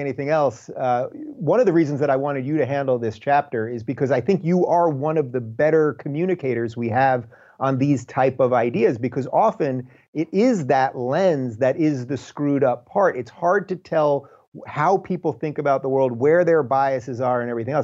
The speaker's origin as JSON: {"language": "English", "country": "United States", "tie": "born or raised there", "said": "I am an American, that I was born in this country that is the freest place ever"}